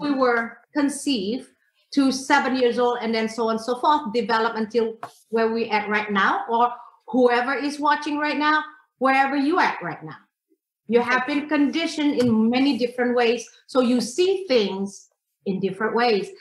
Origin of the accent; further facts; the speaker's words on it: Indonesia; I am from Indonesia